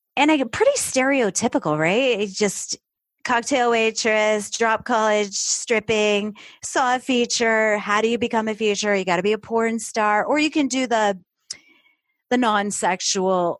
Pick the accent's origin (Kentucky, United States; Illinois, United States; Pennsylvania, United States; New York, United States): New York, United States; upstate; moved away as an adult; also born or lived in Florida; I grew up in New York, uh, upstate New York.